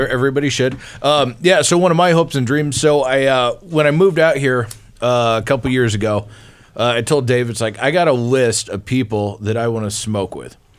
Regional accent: Marshalltown, Iowa, United States; my hometown of Marshalltown

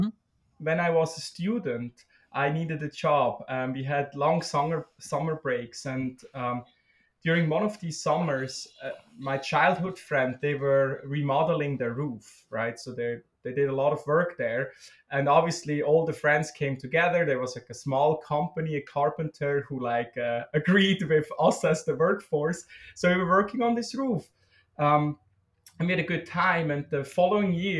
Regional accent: Switzerland; moved away as an adult; also born or lived in Germany; now in Minnesota, United States; I was born and raised in Switzerland.

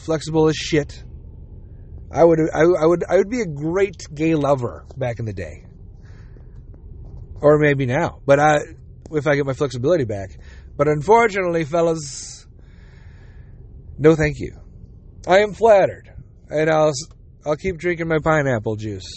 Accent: United States; I'm American. I'm also Jewish

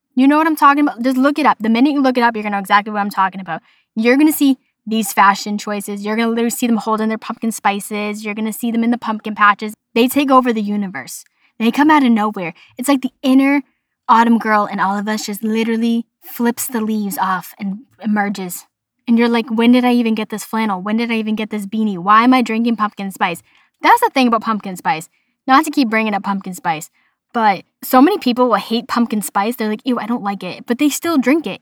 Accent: Boston, Massachusetts, United States; accent: Boston; my Boston accent

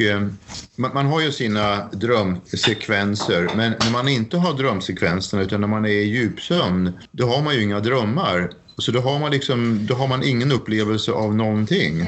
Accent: Sweden; moved away as an adult; now in Norway; jag är svensk

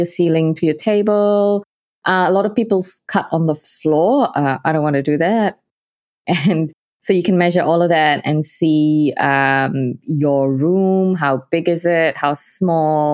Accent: Malaysia; moved away as an adult; now in New Zealand; I'm from Malaysia, currently living in New Zealand. I've been away from Malaysia for about 11 years now, I think. I'm of Indian heritage, so Malaysian Indian.

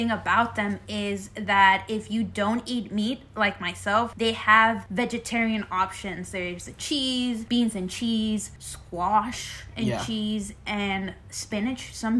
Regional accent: Los Angeles, California, United States; moved away; Yeah, I grew up in Los Angeles, California

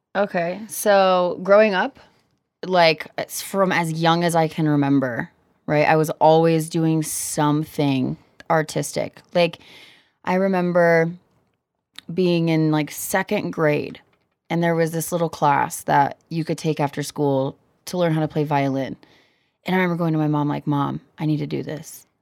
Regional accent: Cedar Rapids, Iowa, United States; also born or lived in Kansas; now in Denver, United States; Growing up in Iowa

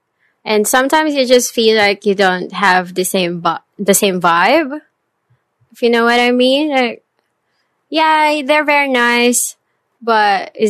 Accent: Caloocan, Metro Manila, Philippines; moved away as an adult; now in Vietnam; Actually, I'm from Metro Manila. But Metro Manila is comprised with different cities. So technically, I'm from Caloocan

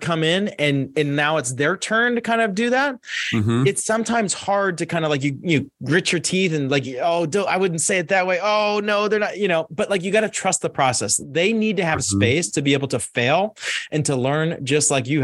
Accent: Pittsburgh, Pennsylvania, United States; I grew up in Pittsburgh, Pennsylvania.

